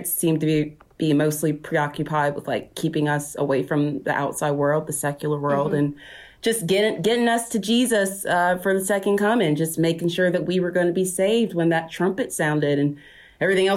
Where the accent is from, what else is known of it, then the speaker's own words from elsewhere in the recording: Spartanburg, South Carolina, United States; now in Ashland City, United States; I'm from Spartanburg, South Carolina, where I was born and grew up, where I was raised.